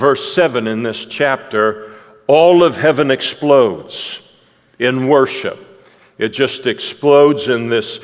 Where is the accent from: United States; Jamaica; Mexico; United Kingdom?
United Kingdom; Scotland; I'm a Scot through and through